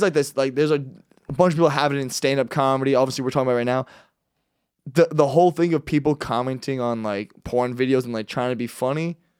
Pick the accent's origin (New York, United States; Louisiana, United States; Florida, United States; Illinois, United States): Florida, United States; Miami; I'm from Miami.